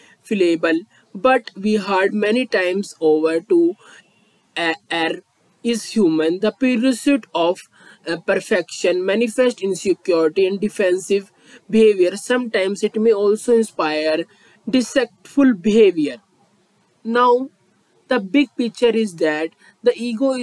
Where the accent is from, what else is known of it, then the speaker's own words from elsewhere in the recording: India; I am from India.